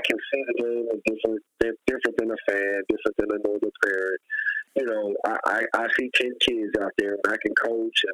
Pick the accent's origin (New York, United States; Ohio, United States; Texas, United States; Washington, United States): Texas, United States; San Antonio; moved away; I'm from San Antonio